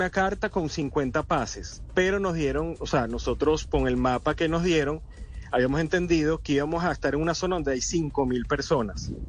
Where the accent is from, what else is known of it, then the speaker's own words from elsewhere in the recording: Venezuela; moved away as an adult; also born or lived in Medellín, Colombia; now in Colombia; Yo soy venezolano